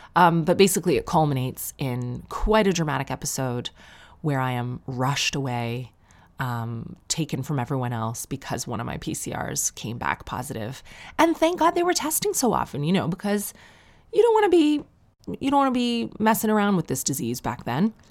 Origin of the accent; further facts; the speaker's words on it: Sarnia, Ontario, Canada; growing up in Sarnia